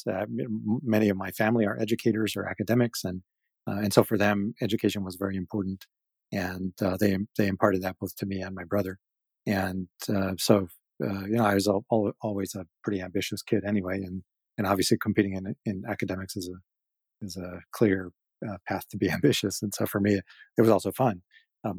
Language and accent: English; Salinas, California, United States; a great place to grow up